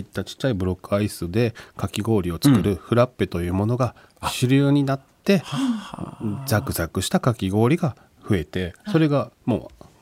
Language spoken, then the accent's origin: Japanese; Japan; moved away; 地元が関西九州にあるのでそこに車で毎年帰って